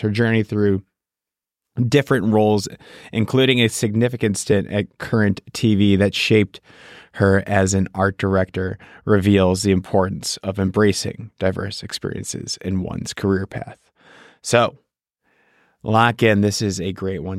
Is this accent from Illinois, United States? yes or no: yes; Chicago, Illinois, United States; I'm from Chicago